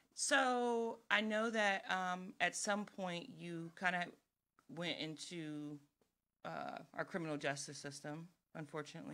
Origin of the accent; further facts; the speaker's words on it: Woodbridge, Virginia, United States; we're both from Woodbridge, Virginia, and we actually grew up together